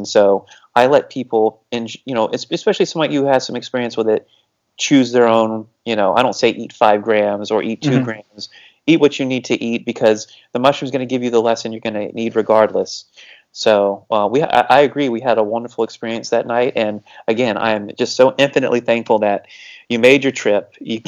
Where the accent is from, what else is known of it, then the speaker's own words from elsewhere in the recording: Cocoa Beach / Melbourne, Florida, United States; moved away; we went back to my hometown. We went back to Cocoa Beach. We went back to Melbourne.